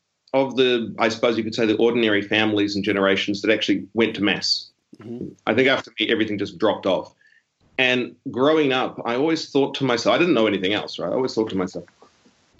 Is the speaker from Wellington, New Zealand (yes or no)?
no; Auckland, New Zealand; moved away as an adult; now in Sydney, Australia; I grew up in South Auckland, which is Auckland's the biggest city that New Zealand has